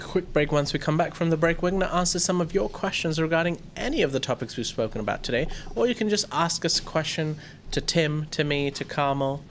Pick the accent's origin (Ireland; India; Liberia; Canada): India; now in Thailand; I was Indian